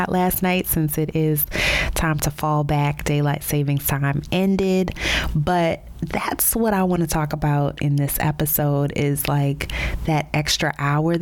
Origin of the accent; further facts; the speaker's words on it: New Orleans, Louisiana, United States; moved away as an adult; also born or lived in Baltimore / Chicago / Dallas; now in Miami, United States; My career has required many cross-country relocations from my hometown of New Orleans to Baltimore, St. Louis, Chicago, Dallas, back to New Orleans, and now Miami, Florida